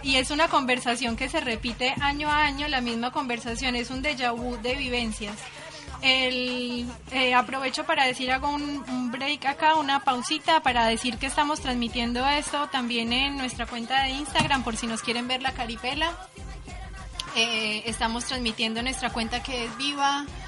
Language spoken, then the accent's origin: Spanish; Colombia; moved away as an adult; also born or lived in Buenos Aires, Argentina; now in Uruguay; soy colombiana